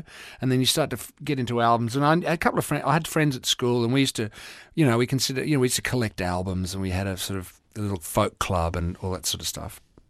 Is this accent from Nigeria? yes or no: yes; Nigeria; born there; But no, I was born in Nigeria because my father was an Englishman.